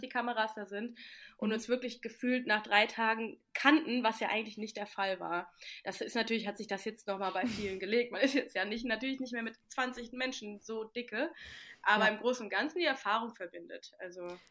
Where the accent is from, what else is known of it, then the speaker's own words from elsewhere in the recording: Mainz, Rhineland-Palatinate, Germany; moved away as an adult; now in Kiel, Germany; Ich komme ja aus der Ecke aus Mainz